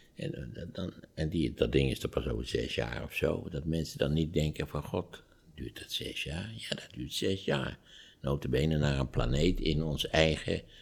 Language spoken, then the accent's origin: Dutch; Netherlands; als Nederlanders